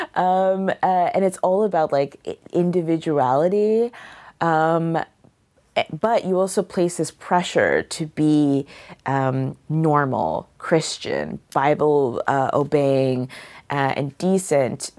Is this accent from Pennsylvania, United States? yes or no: no; Killeen, Texas, United States; moved away; also born or lived in Seattle; I grew up for the most part in Texas, and I identify as a Texan